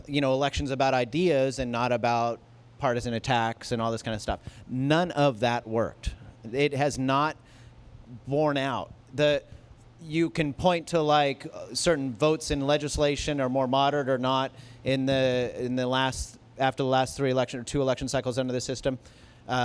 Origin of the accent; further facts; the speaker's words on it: Glendale, California, United States; a place like where I grew up in Glendale